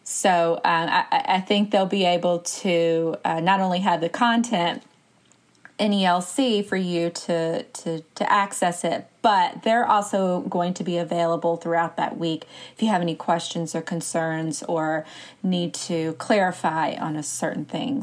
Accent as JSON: {"language": "English", "region": "Alabama", "country": "United States", "said": "I'm from Alabama"}